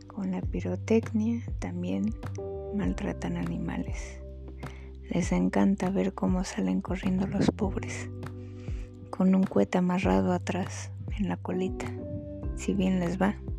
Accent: Mexico; Todos somos mexicanos. Pero somos mexicanos

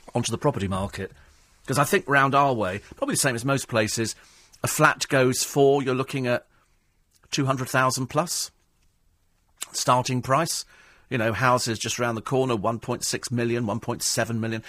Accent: United Kingdom; I'm fiercely proud of being British. I couldn't live anywhere else

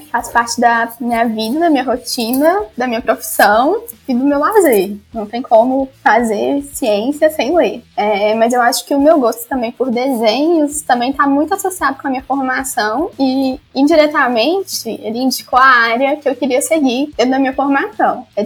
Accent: Minas Gerais, Brazil; accent: mineiro; Então, não sabia que eu tinha um sotaque tão mineiro assim, tão forte.

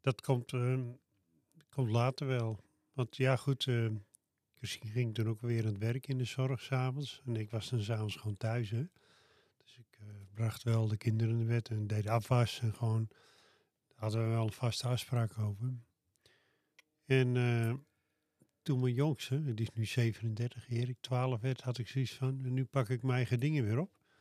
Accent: Loenen aan de Vecht, Utrecht, Netherlands; de buurt van Loen aan de Vecht, waar ik vandaan kom.

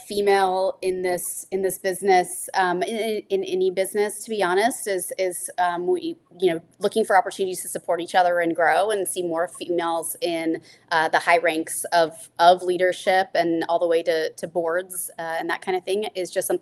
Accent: Nebraska, United States; moved away; I grew up in Nebraska

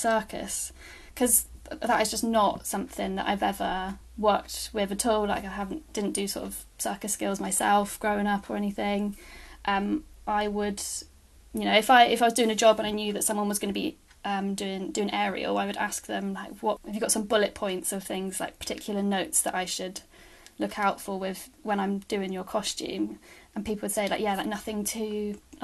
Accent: Bristol, South West England, United Kingdom; moved away as an adult; also born or lived in Bournemouth; Bristol, which is where I'm from

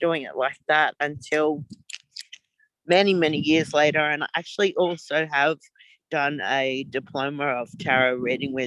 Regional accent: Gold Coast, Queensland, Australia; now in Melbourne, Australia; I'm currently living in Melbourne, Australia, but I grew up on the Gold Coast.

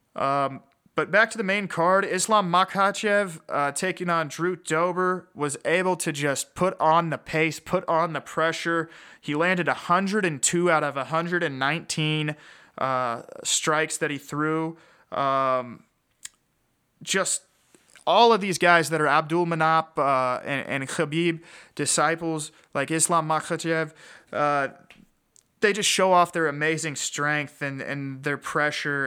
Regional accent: Kansas City, United States; here from my hometown in Kansas City

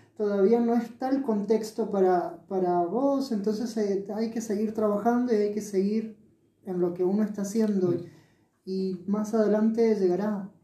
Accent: Mendoza, Argentina; moved away as an adult; also born or lived in Buenos Aires; con 18 años me fui de acá, nací acá en Mendoza y me fui a Buenos Aires con una beca a estudiar

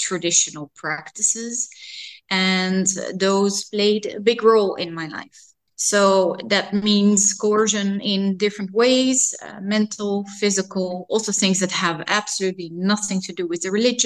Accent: Amsterdam, North Holland, Netherlands; I grew up near Museumplein, very central in Amsterdam, so the Museum District of Amsterdam, and I still live here.

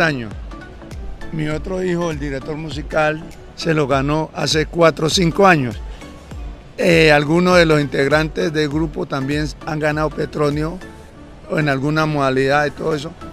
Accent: Buenaventura, Valle del Cauca, Colombia; en mi tierra, en Buenaventura

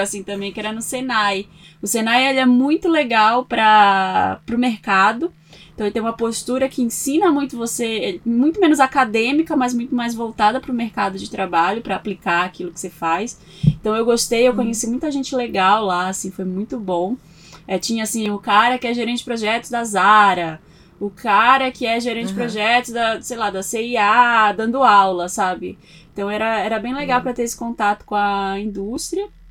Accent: Belém, Pará, Brazil; moved away as an adult; now in São Paulo, Brazil; eu sou de Belém do Pará, nasci lá, cresci muito com uma coisa de moda na cabeça

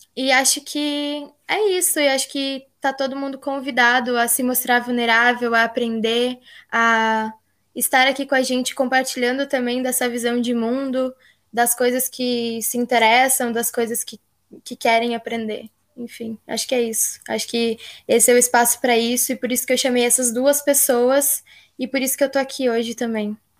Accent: Rio Grande do Sul, Brazil; also born or lived in Tocantins; Eu sou nascida no Tocantins e moro desde nova aqui no Rio Grande do Sul

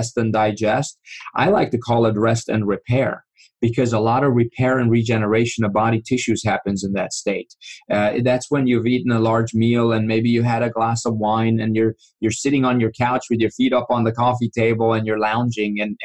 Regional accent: Iran; moved away; I grew up in Iran, and you know, I was 5 years old when the revolution started

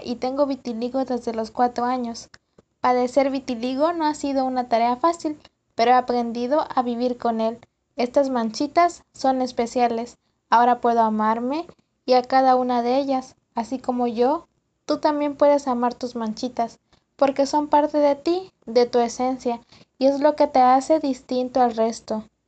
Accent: Mexico; soy de México

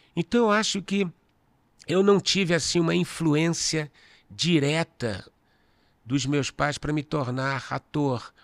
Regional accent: Rio de Janeiro, Brazil; moved away as an adult; now in São Paulo, Brazil; Eu sou carioca, né? Então, o cinema, a faculdade de cinema era na U F, em Niterói. Eu morava no Leblon, nasci no Leblon

